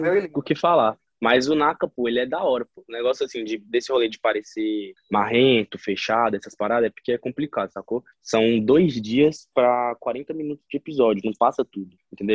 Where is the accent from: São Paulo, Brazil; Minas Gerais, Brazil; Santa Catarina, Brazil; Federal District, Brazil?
Federal District, Brazil; Brasília; eu sou de Brasília